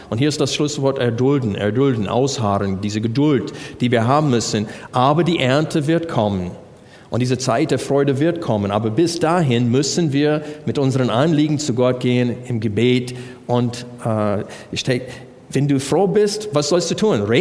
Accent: United States; German is a second language; ich als Amerikaner kann das Wort Brüder nicht in Einzahl sagen.

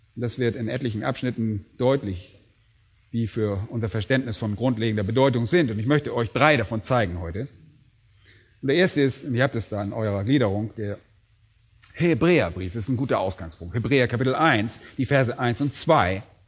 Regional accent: Germany; bei uns in Deutschland

